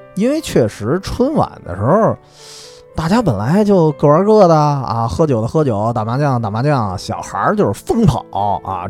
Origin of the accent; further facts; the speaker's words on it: Beijing, China; 我小时候在北京的潘家园